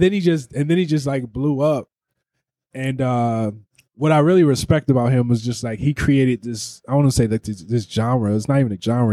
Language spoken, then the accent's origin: English; East Cleveland, Ohio, United States; I grew up in East Cleveland